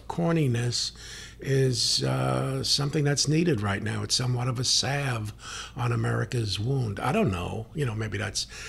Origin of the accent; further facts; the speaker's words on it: Bronx, New York, United States; now in San Diego, United States; Yes, my hometown. I was a police officer there. I worked in Hunts Point once in a while. But I have to be honest, as a San Diego person